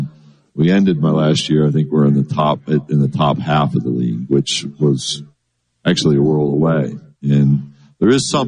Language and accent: English; New York, United States; You know, where I grew up in New York, and in all seriousness, I kid Charlie, it's a lot closer to Mississippi than anybody in New York cares to admit.